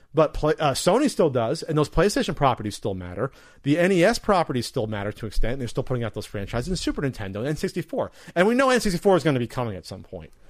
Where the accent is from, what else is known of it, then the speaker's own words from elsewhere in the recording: New Jersey, United States; I'm really from Jersey.